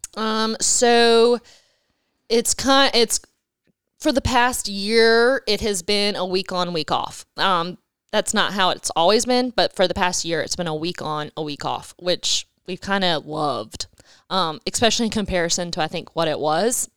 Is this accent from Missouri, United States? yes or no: no; Wilmington, North Carolina, United States; also born or lived in Dominican Republic; I was born and raised in Wilmington